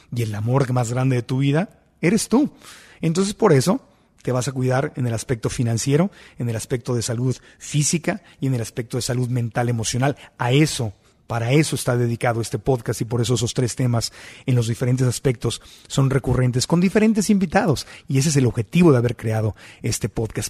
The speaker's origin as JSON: {"language": "Spanish", "country": "Mexico", "said": "como buen mexicano que soy"}